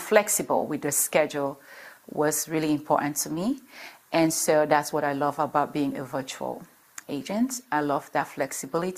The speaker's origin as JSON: {"language": "English", "country": "Cameroon", "moved": "yes", "lives_now": "United States", "said": "I'm originally from Cameroon, from West Africa, Cameroon. But I've been in the States for a number of years"}